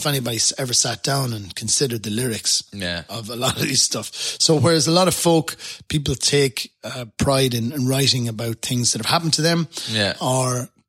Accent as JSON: {"language": "English", "country": "Ireland", "tie": "born or raised there", "also_born_or_lived": "Dubai", "accent": "Irish", "moved": "as an adult", "lives_now": "Canada", "said": "I've got my Irish accent"}